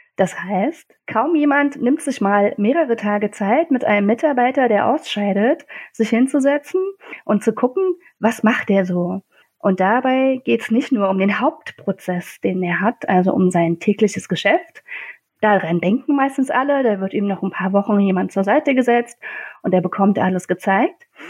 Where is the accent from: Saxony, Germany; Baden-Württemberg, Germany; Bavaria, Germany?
Saxony, Germany; Leipzig; kam ich wieder in meine Heimatstadt Leipzig, das schöne Leipzig